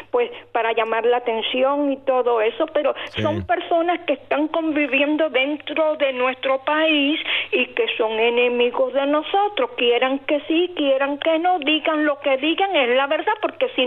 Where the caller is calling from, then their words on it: Los Angeles, California, United States; Desde Los Ángeles, niño.